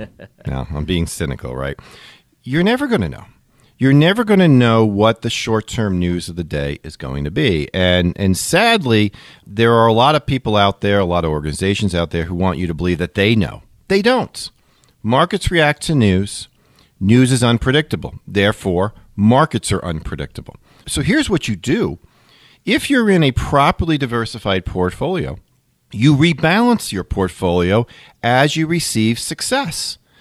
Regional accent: Long Island, New York, United States; the New York area where I grew up in Long Island

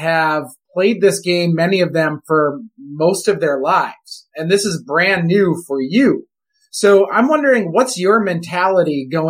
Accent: Wisconsin, United States; we're from Wisconsin.

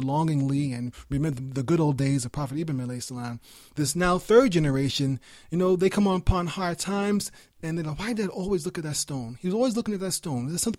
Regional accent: New York, United States; I told you I was raised in New York, I can speak very fast.

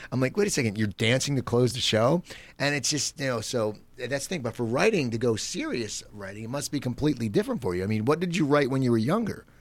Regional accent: near Philadelphia, Pennsylvania, United States; moved away as an adult; now in Burbank, United States; I grew up near Philadelphia. I mean, I lived in the suburbs

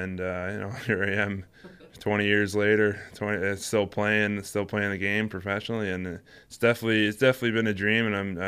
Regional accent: Canada; Canada, it's like ice hockey's like football over here. Ever since I think I was probably about 4 or 5, I started ice skating

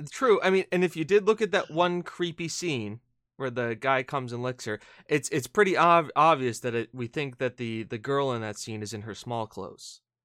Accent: United States; we're American

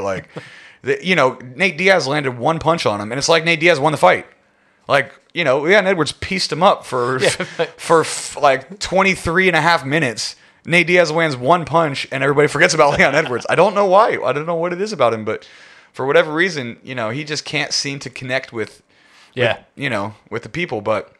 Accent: United Kingdom; Like, as a Brit, I'm just, you know what I mean?

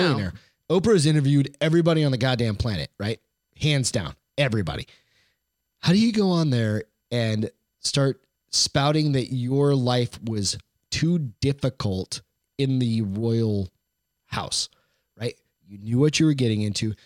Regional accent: Maine, United States; I was born there

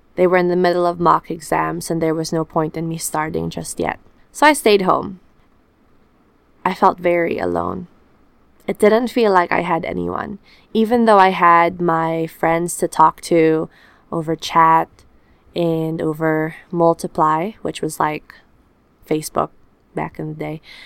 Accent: Philippines; also born or lived in New Zealand; now in Auckland, New Zealand; I am from the Philippines, a tropical country where sun and humidity are my constant companions.

